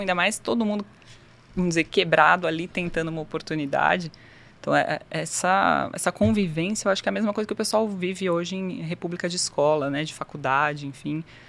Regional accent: São Paulo, Brazil; moved away as an adult; also born or lived in Japan; Eu sou de São Paulo, capital, nascida e criada, vida toda ali praticamente, até os 18 anos.

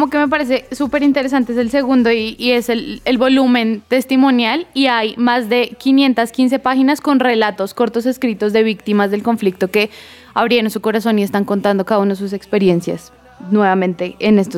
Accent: Colombia; yo creo que es un paso a, a poder reconocer primero, como todos como colombianos, el conflicto que ha existido por tantos años

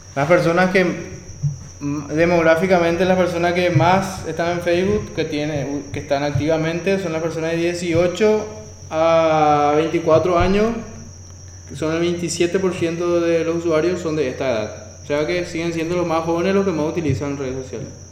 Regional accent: Paraguay; nos sentimos muy identificados, quizás como paraguayos

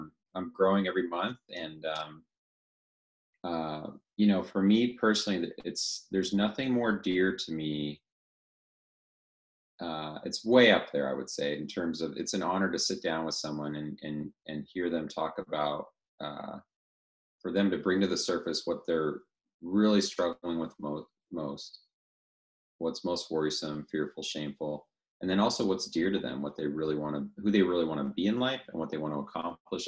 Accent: the Northwest, Pacific Northwest, United States; moved away as an adult; also born or lived in Louisville, Colorado; now in Coeur d'Alene, United States; I grew up in the Northwest. That's where I always felt home.

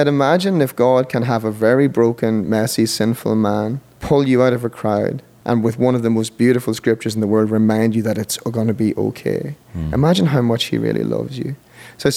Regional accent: Monaghan, County Monaghan, Ireland; also born or lived in Dublin; we went to a little church in Monaghan, my hometown in Ireland

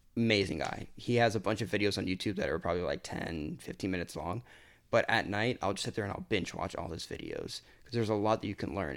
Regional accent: Lake Mary, Florida, United States; also born or lived in Hialeah, Miami; I lived there until I was about five, and then we moved up to Lake Mary

